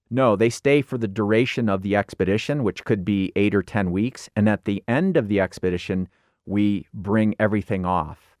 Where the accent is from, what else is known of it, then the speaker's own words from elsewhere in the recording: Illinois, United States; grew up in Illinois